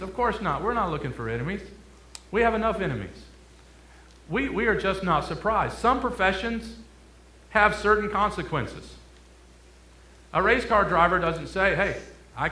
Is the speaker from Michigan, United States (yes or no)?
yes; Detroit, Michigan, United States; moved away as an adult; also born or lived in Kentucky; I'm originally from Detroit, Michigan